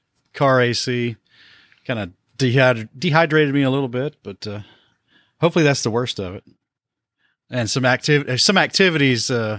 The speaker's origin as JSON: {"language": "English", "town": "Johnson City", "region": "Tennessee", "country": "United States", "said": "Well, I'm from Johnson City originally."}